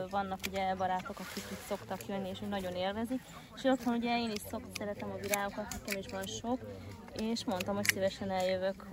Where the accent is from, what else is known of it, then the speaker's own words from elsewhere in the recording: Bárdudvarnok, Somogy, Hungary; Hát én Bárudbarnokról származom